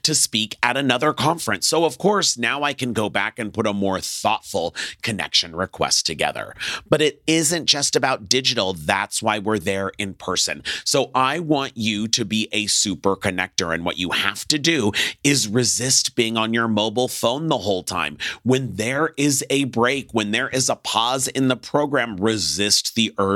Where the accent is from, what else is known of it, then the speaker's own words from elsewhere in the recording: Los Angeles, California, United States; I'm from Los Angeles